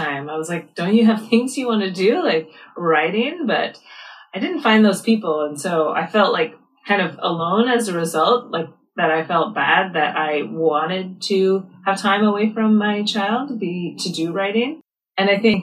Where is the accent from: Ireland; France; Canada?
Canada; I'm from Canada